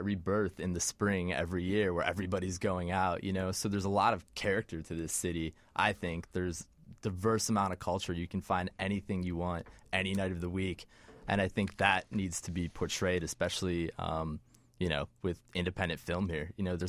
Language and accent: English; Chicago western suburbs, Illinois, United States; born or raised there